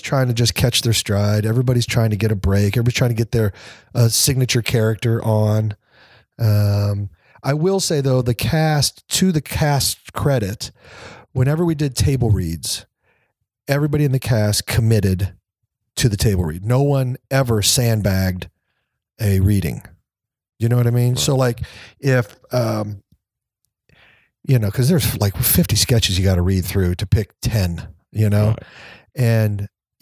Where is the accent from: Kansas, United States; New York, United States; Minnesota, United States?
Kansas, United States; moved away as an adult; I was from Kansas and the military